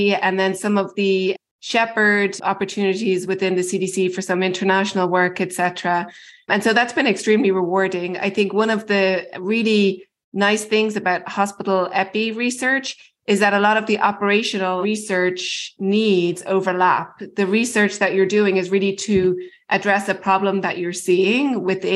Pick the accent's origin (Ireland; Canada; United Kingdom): Ireland; moved away as an adult; also born or lived in Baltimore, United States; now in United States; I'm originally from Ireland and did all my medical school and a lot of my training there